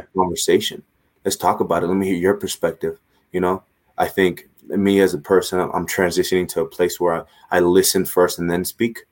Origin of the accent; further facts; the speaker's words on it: Los Angeles, California, United States; moved away; I'm from Los Angeles